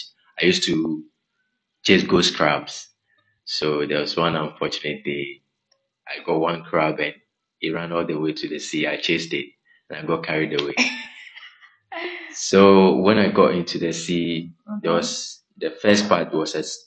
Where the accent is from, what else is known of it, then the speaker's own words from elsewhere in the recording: Aplaku, Volta, Ghana; I'm from Aplau, okay, the Volta region of Ghana. And I moved in and around. So all my childhood is, I spent it within the water bodies